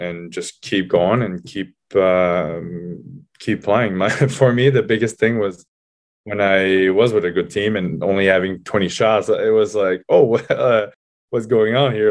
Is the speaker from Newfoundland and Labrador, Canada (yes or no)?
no; Laval, Quebec, Canada; moved away as an adult; I decided to sign back with Laval 'cause it was, uh, my hometown